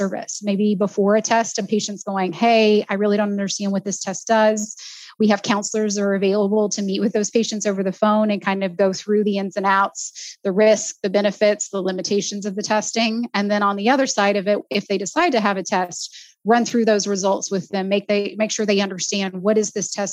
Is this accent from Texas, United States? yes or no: yes; Southeast Texas, United States; I grew up in Texas. I grew up in a small town in Southeast Texas